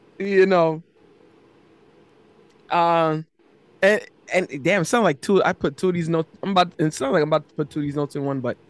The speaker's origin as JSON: {"language": "English", "region": "Florida", "country": "United States", "said": "I'm from Florida"}